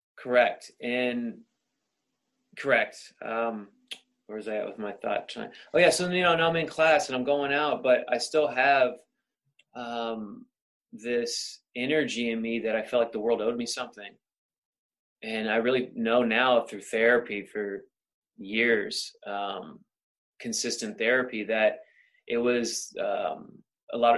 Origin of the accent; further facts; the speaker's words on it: Sacramento, California, United States; moved away as an adult; now in Los Angeles, United States; born and raised in Sacramento